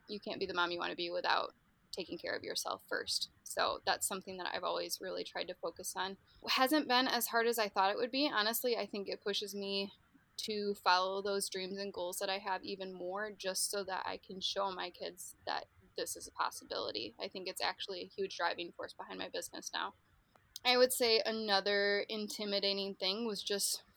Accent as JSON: {"language": "English", "town": "Grand Rapids", "region": "Michigan", "country": "United States", "said": "I'm from Grand Rapids"}